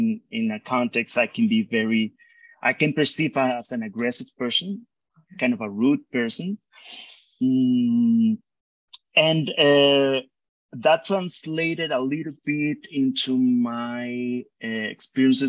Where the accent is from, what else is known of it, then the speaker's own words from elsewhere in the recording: Montería, Córdoba, Colombia; moved away as an adult; now in Bogotá, Colombia; we moved back to Monteria. Mm-hmm. And I grew up there.